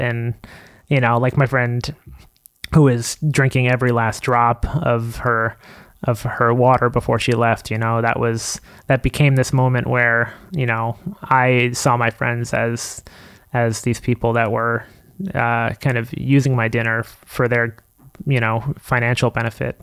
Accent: Long Island, New York, United States; also born or lived in Queens, New York; now in New York City, United States; I was born in Queens, but I spent m, most of my childhood in Long Island

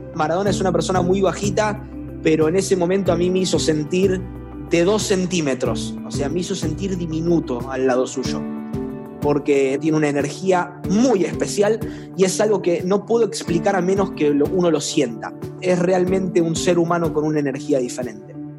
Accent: Rosario, Santa Fe, Argentina; accent: rosarino; los rosarinos tenemos un acento muy marcado en Argentina, no pronunciamos bien

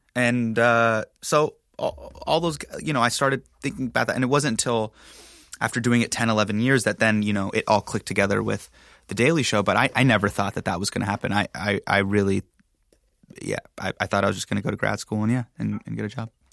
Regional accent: Sacramento, California, United States; starting in my hometown

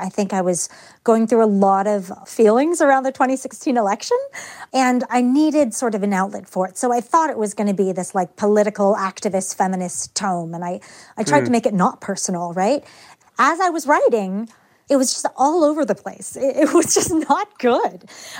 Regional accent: Richmond, Virginia, United States; I think it had much more to do with being a girl or being a woman and what was considered ladylike in this sort of very genteel place

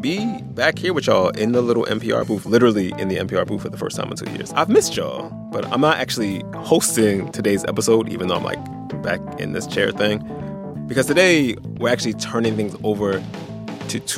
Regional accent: Philadelphia, Pennsylvania, United States; as a Philadelphian

